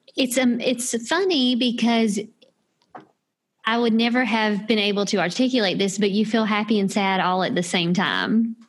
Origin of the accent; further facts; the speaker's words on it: South Carolina, United States; I grew up in South Carolina and attended the University of South Carolina, where I met Scott.